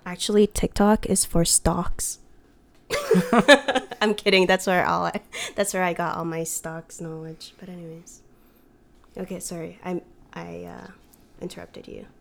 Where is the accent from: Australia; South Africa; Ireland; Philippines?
Philippines; I'm Filipino